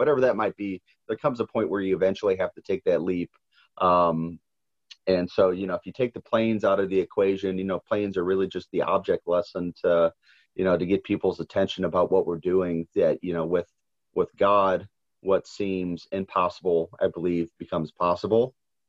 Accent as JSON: {"language": "English", "town": "St. Louis", "region": "Missouri", "country": "United States", "tie": "born or raised there", "said": "I'm born and raised in St. Louis. So I'm a very proud, you know, St. Louis native, love the history, love the food, love the people."}